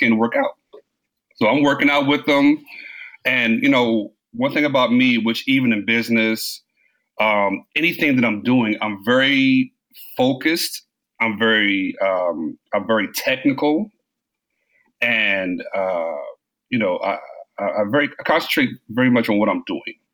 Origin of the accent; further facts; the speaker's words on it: Brooklyn, New York, United States; born there; also born or lived in Maryland / Washington, D.C.; Um, I was born in I was born in Brooklyn, Brooklyn, New York.